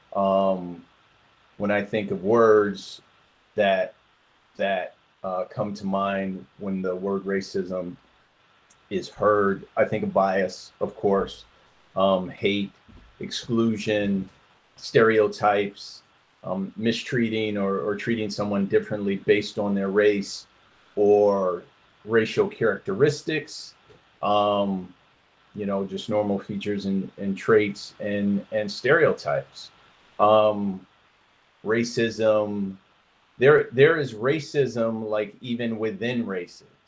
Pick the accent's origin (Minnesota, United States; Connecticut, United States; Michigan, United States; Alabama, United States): Michigan, United States; Detroit; also born or lived in Flint, Michigan; now in Georgia, United States; I am originally from Detroit, Michigan. Um, I grew up there